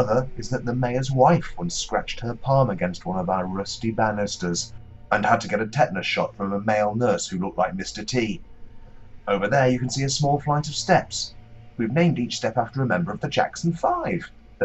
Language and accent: English; Nottingham, East Midlands, United Kingdom; moved away; the nooks and crannies of my hometown